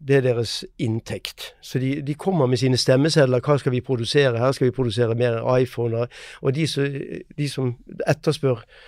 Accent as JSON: {"language": "Norwegian", "country": "Norway", "said": "Vi merker det eh, selv her hjemme i Norge"}